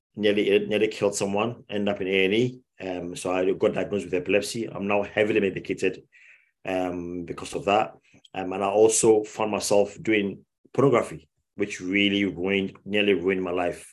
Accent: Ghana; moved away as an adult; now in United Kingdom; I grew up in Ghana. Um, I left I left the UK when I was five years old. Grew up in Ghana.

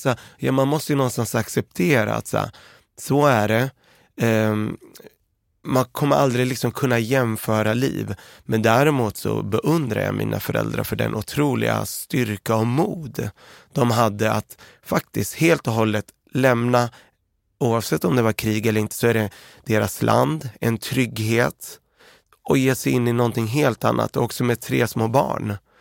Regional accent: Örebro, Örebro County, Sweden; also born or lived in Beirut, Lebanon; Vi växte upp i Örebro, eh, kom vi till, och i ett område som hette Oxhagen.

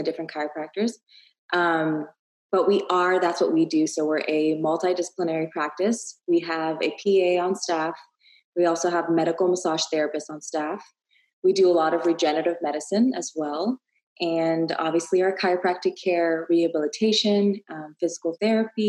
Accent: Ottawa, Ontario, Canada; moved away as an adult; also born or lived in Toronto, Canada; now in Texas, United States; I'm from Ottawa, and I went to school in Toronto

